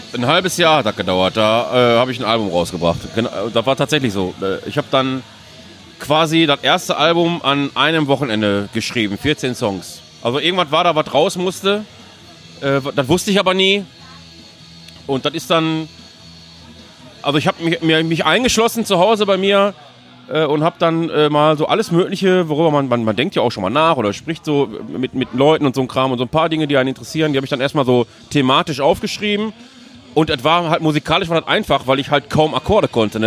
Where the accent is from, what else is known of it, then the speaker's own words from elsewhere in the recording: Duisburg, North Rhine-Westphalia, Germany; aus Duisburg komme ich.